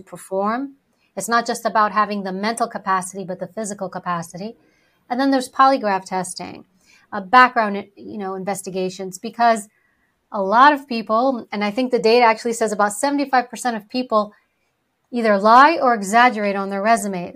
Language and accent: English; New York City, New York, United States; first language Greek; English is a second language; I was born and raised in New York City. I was a, actually born in Harlem.